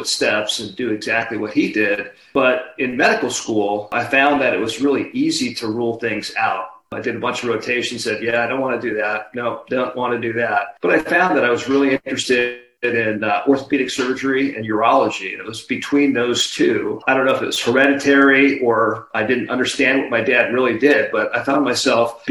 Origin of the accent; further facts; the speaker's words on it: Hawaii, United States; moved away as an adult; I grew up in Hawaii